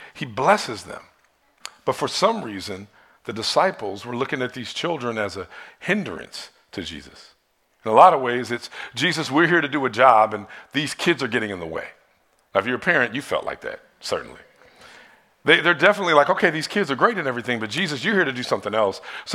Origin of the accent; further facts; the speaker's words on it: Detroit, Michigan, United States; when I was in church growing up in Detroit